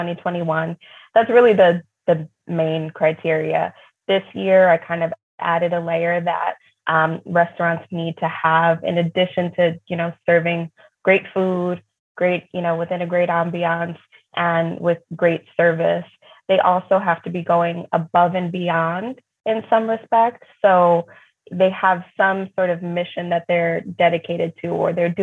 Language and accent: English; New York, United States; when I was growing up in New York